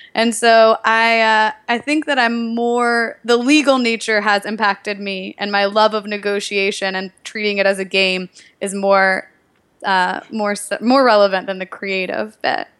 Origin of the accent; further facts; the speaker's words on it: Nashville, Tennessee, United States; moved away; I'm from Nashville, Tennessee originally